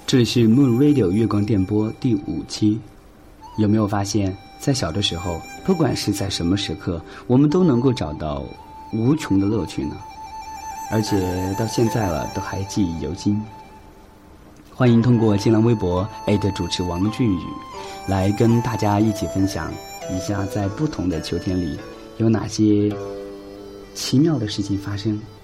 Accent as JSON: {"language": "Chinese", "country": "China", "said": "这是我们中国人最传统的节日"}